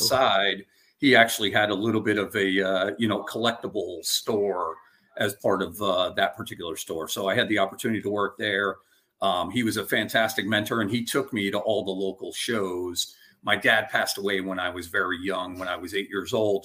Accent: Albany, New York, United States; also born or lived in Westchester, New York; I was born and raised in upstate New York, so in Albany

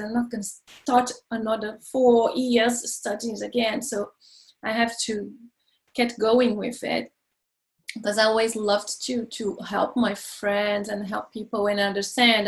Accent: Brazil; moved away as an adult; now in France; I'm from Brazil and I moved to France when I was uh, 22

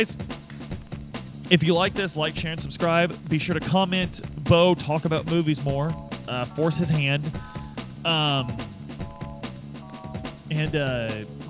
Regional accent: Midwest, United States; growing up in the Midwest

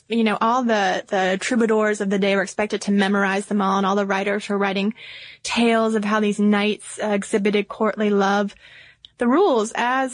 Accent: the South, United States; now in Atlanta, United States; we are good Southern girls. Born and raised in the South

